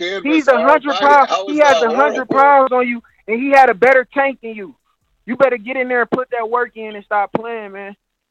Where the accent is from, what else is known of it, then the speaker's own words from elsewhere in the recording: Detroit, Michigan, United States; I'm from Detroit, Michigan.